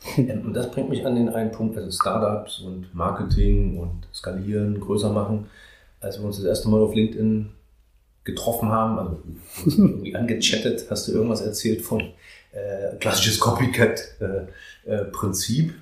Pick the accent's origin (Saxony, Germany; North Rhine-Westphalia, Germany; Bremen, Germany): Saxony, Germany; near Leipzig; ich komme ja aus Sachsen, ich komme ja aus Girma, das ist ja bei Leipzig